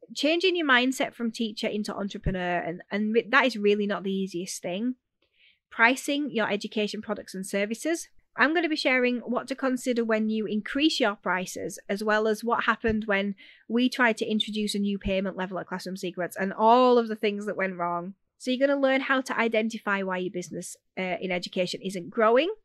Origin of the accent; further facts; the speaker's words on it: Yorkshire and the Humber, United Kingdom; accent: Yorkshire; I'm a Yorkshire girl if you haven't figured that out yet. So you'll have to bear with the accent